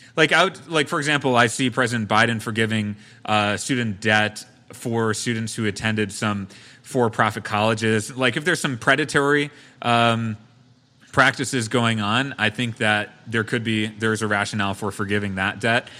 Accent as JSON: {"language": "English", "town": "Brookfield", "region": "Wisconsin", "country": "United States", "tie": "born or raised there", "said": "my hometown of Brookfield"}